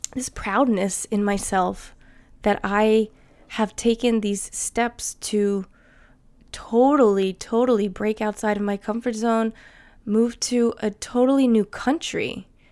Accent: New Jersey, United States; accent: American; first language English; moved away as an adult; now in Sweden; I would still be living in the same town in New Jersey that I grew up

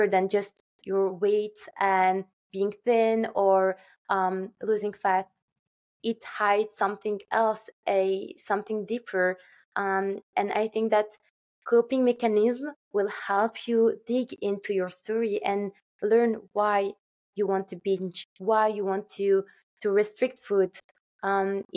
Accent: Turkey; moved away; my hometown in Turkey

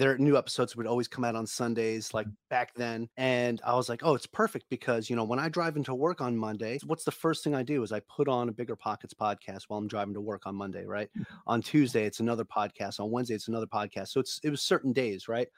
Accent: New York, United States; I'm from New York.

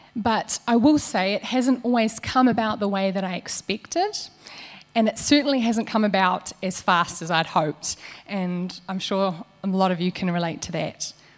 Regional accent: Waikato, New Zealand; I grew up here in the Waikato on a farm.

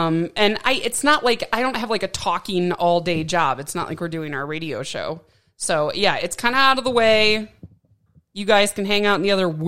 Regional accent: Wisconsin, United States; moved away as an adult; also born or lived in Seattle; now in Arizona, United States; I'm from Wisconsin. And I never saw a tornado till I moved to Arizona.

